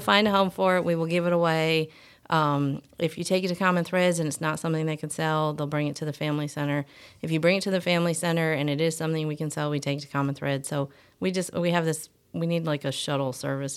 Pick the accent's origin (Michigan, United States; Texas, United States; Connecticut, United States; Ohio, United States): Michigan, United States; moved away as an adult; I'm actually, uh, from Michigan